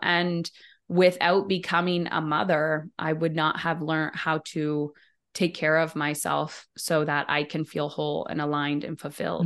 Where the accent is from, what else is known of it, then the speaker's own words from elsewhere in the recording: Windsor, Ontario, Canada; I'm in Ontario, in Windsor, right across the kind of river from Detroit. Uh, and I've been here my whole life.